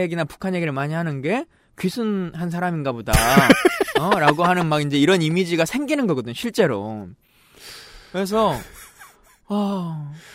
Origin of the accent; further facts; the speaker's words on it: Yeosu, South Jeolla, South Korea; also born or lived in Suncheon; 태생은 여수에서 태어났는데요.